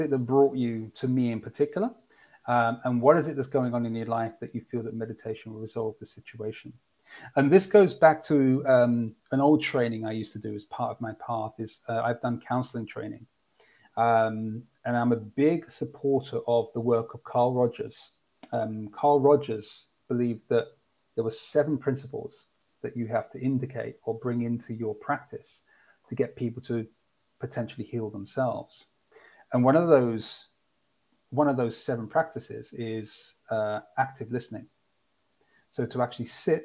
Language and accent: English; London, United Kingdom; I'm from the UK, London in particular.